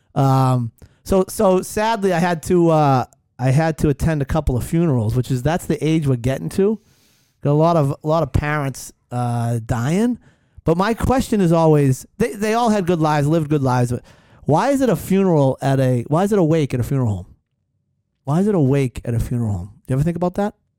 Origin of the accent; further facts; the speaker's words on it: Hanover, Massachusetts, United States; also born or lived in Weymouth, Massachusetts; my family lived in Hanover, but I was born in Weymouth